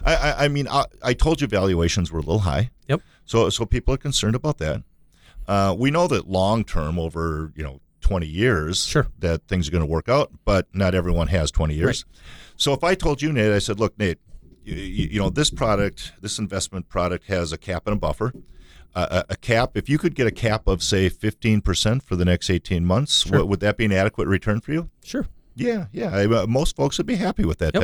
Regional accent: Minnesota, United States; we're from Minnesota, and lacrosse isn't something that we really grew up

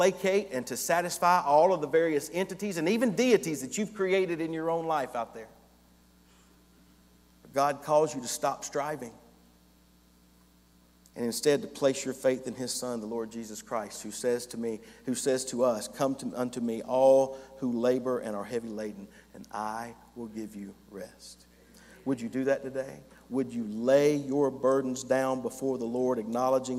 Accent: North Hall County, Georgia, United States; I grew up in North Hall County.

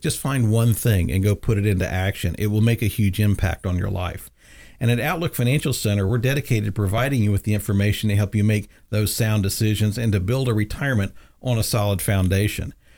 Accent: the South, United States; I grew up in the South

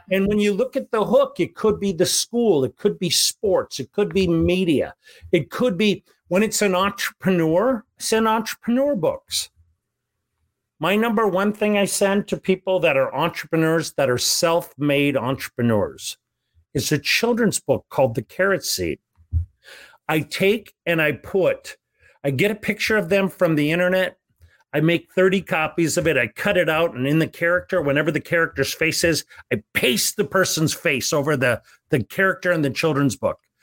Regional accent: Bismarck, North Dakota, United States; moved away; my hometown of Bismarck, North Dakota

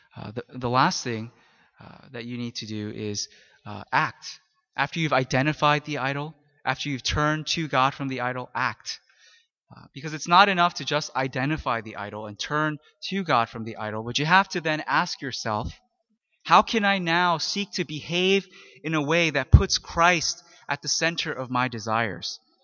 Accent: Philadelphia, Pennsylvania, United States; I come from Philly

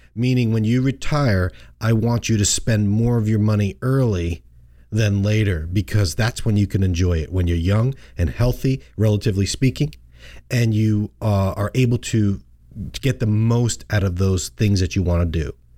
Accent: Long Island, New York, United States; growing up on Long Island, we, we called it Fluke

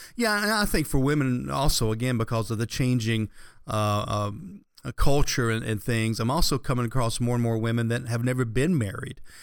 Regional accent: the South, United States; having grown up here in the South

